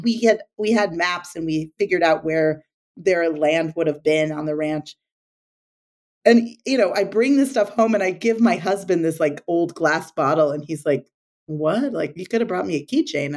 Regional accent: the Northwest, Pacific Northwest, United States; I grew up in the Northwest

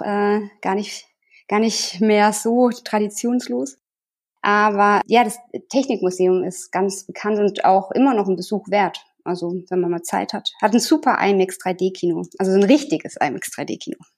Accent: Sinsheim, Baden-Württemberg, Germany; moved away as an adult; now in Tyrol, Austria; Ich komme aus der Nähe von äh, Sinsheim

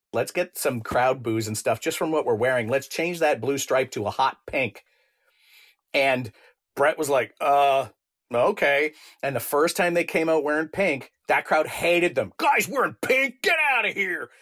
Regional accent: Canada

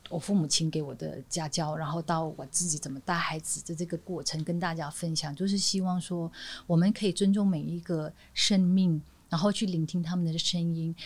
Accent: northern Malaysia, Malaysia; moved away; 我就在一个小地方长大，就马来西亚北边那个很小的地方长大

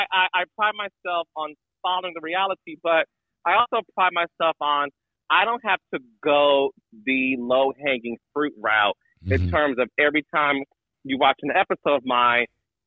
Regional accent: Detroit, Michigan, United States; moved away as an adult; also born or lived in New York City; I am from Detroit, Michigan. So mm-hmm. I left Detroit at 22 years old, moved to New York City

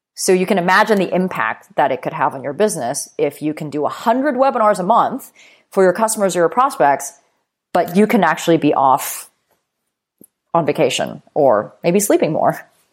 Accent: Vancouver, British Columbia, Canada; moved away as an adult; also born or lived in New York; when I moved to New York from Vancouver, uh, where I'm originally from

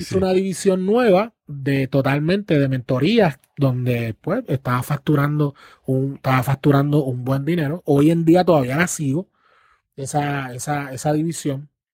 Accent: Puerto Rico; las generaciones que estamos hoy en Puerto Rico

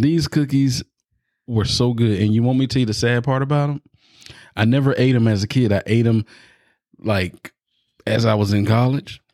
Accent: the South, United States; I'm from the South

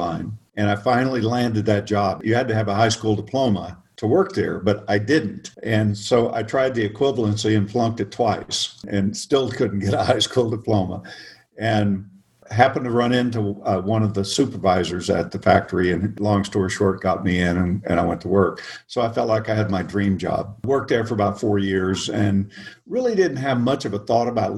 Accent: Oklahoma, United States; moved away as an adult; also born or lived in Arizona / California; I grew up in the Midwest, in Oklahoma

